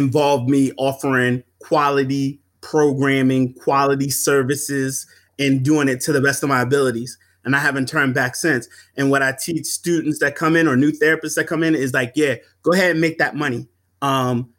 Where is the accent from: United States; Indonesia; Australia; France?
United States; Philadelphia, Pennsylvania; moved away; my hometown of Philadelphia